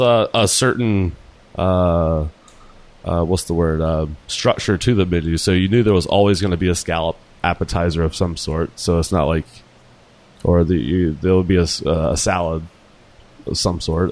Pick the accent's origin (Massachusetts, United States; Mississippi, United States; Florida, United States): Mississippi, United States; Jackson; I'm from Jackson, Mississippi